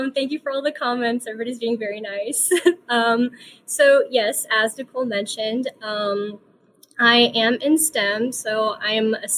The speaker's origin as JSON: {"language": "English", "region": "the South", "country": "United States", "tie": "born or raised there", "said": "I was born here in the US. I was also born and raised in the South, and that is where I attend university. So I am a true Southerner"}